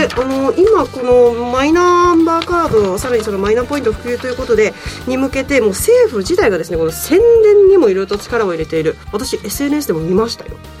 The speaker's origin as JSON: {"language": "Japanese", "region": "Ehime", "country": "Japan", "tie": "born or raised there", "moved": "yes", "said": "地元の愛媛に帰った"}